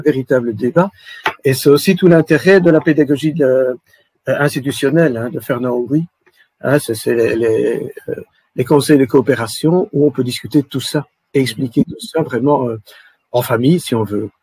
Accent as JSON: {"language": "French", "country": "Belgium", "said": "Chez nous, en Belgique"}